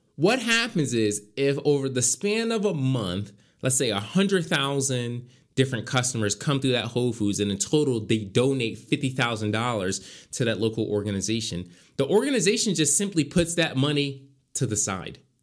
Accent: Philadelphia, Pennsylvania, United States; moved away; I was back in my hometown.

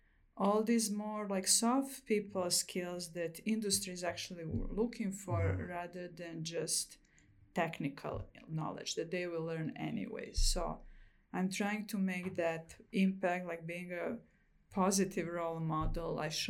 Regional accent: Fort Collins, Colorado, United States; My hometown is very biking oriented, so that was really great to see in Fort Collins.

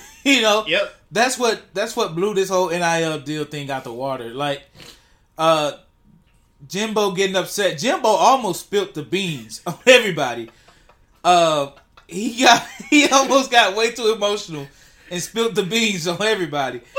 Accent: San Francisco, California, United States; I'm from San Francisco. They don't have fat girlfriends there. They're liberal.

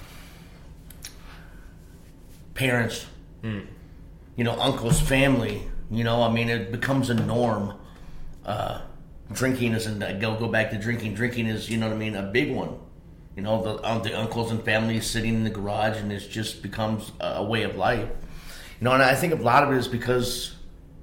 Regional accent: Mason City, Iowa, United States; my hometown, Mason City

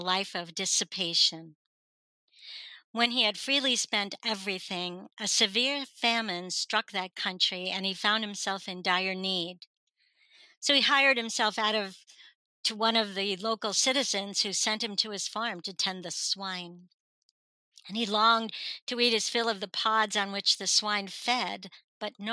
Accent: North Fork of Long Island, New York, United States; also born or lived in Richmond, Virginia; now in Virginia, United States; I'm originally from Long Island, New York, but the very, very tip of the North Fork of Long Island, which was all farmland and tourist stuff because it's all water

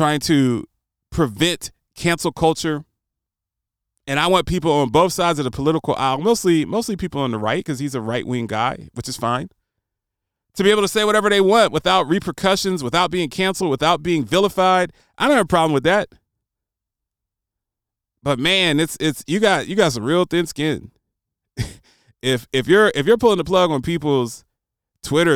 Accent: United States; as an American

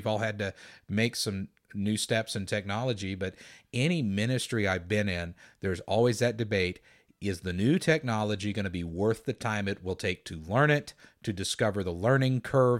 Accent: Valley Center, Kansas, United States; the church I grew up in Valley Center, Kansas, there were deaf people who attended.

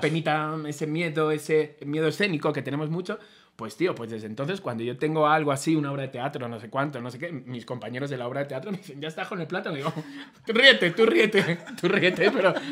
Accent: Spain; soy español

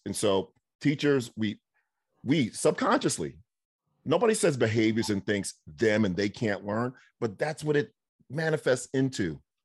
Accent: New York, United States; moved away; folks I grew up with in New York.

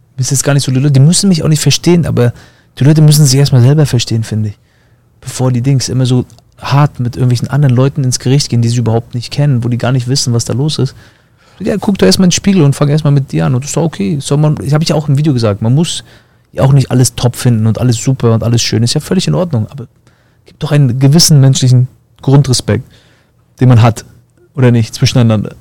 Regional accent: East Germany, Germany; moved away as an adult; now in Florida, United States; kommen wir selber aus dem Osten

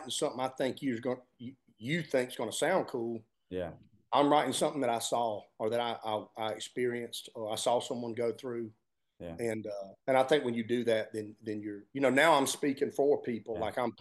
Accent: Georgia, United States; growing up in Georgia

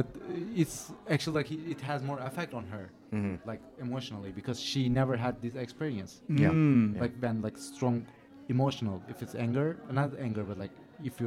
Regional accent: Turkey; English is a second language; moved away as an adult; now in Japan; I'm from Turkey

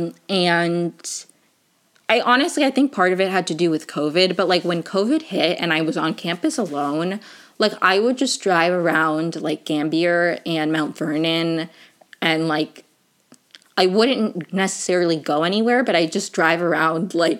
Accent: Venezuela; moved away; I am in fact from Venezuela

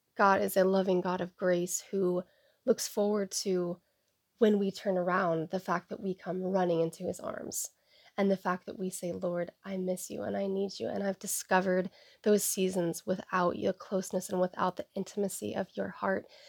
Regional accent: Seattle, Washington, United States; I was born and raised in the Seattle area on the east side

